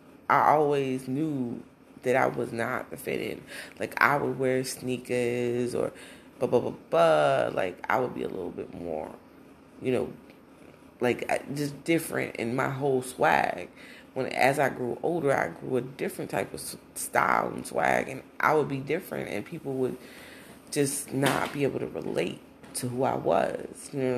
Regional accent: Brownsville, New Jersey, United States; also born or lived in Newark; I was born in Newark, but I was raised in Brownsville, New Jersey.

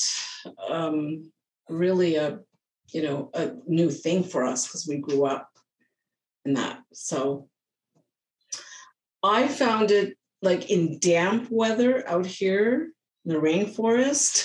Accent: Ottawa, Ontario, Canada; moved away as an adult; also born or lived in British Columbia; now in Blaine, United States; I am born and raised in Ottawa, Ontario, Canada. So I am from Eastern Canada

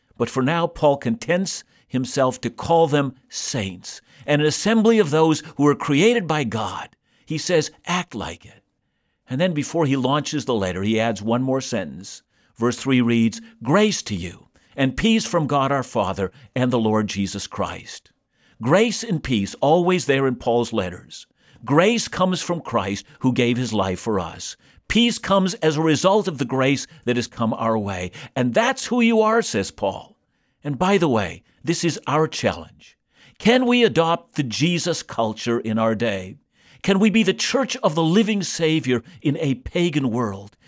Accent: Canada; I'm a Canadian

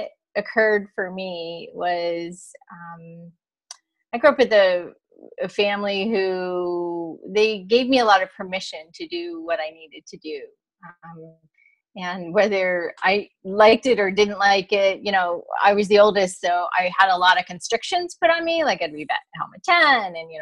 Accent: East Coast, United States; moved away as an adult; now in California, United States; I grew up in the East Coast. I knew I always wanted to live in California. So I made it here

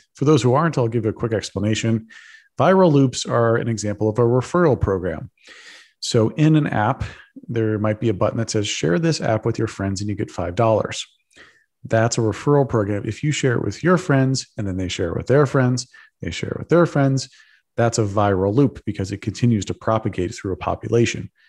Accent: Texas, United States; I'm a Texan. I grew up in Texas

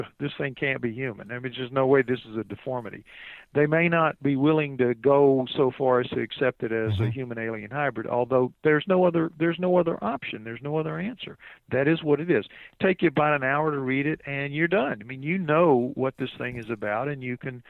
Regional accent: New Orleans, Louisiana, United States; I'm from New Orleans.

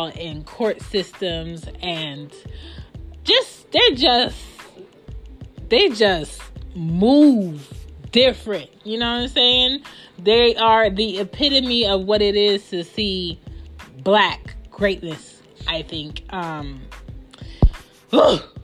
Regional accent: Philadelphia, Pennsylvania, United States; I'm from the West

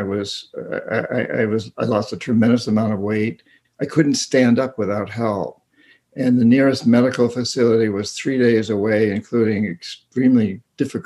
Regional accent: New Hampshire, United States; I grew up in rural New Hampshire. I grew up in New Hampshire

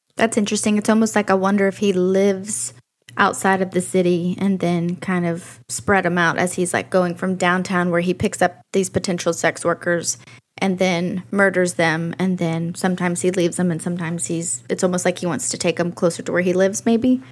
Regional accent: near Shreveport, Louisiana, United States; Shreveport, which is next to my hometown

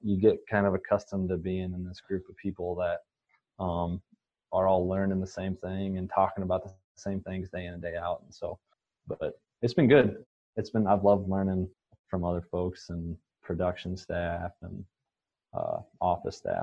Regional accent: Northwest Iowa, United States; moved away as an adult; also born or lived in South Dakota / Kansas; I'm originally from Northwest Iowa, grew up on a small family farm

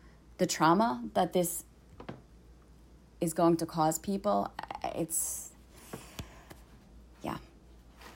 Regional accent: New York City, New York, United States; I am from New York City

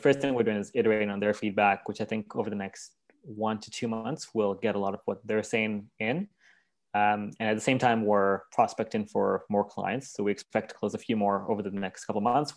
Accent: Kenya; moved away; also born or lived in Vancouver, Canada; I was born in Vancouver, but raised in Kenya

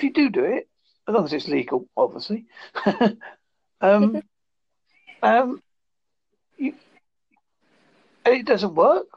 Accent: United Kingdom; I'm from Holza, the United Kingdom.

